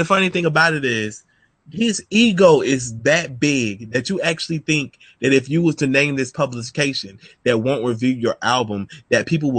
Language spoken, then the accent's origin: English; Philadelphia, Pennsylvania, United States; I'm from Philly. Will we bang them hammers?